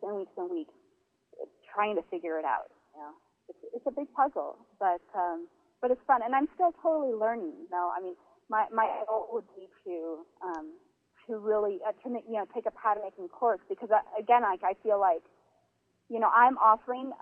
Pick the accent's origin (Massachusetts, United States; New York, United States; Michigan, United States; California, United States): California, United States; Northern; moved away as an adult; also born or lived in South Bend, Indiana; now in Mexico; growing up in Northern California